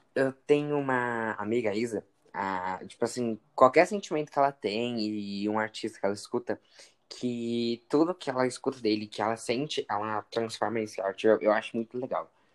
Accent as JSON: {"language": "Portuguese", "region": "São Paulo", "country": "Brazil", "said": "eu sou de São Paulo"}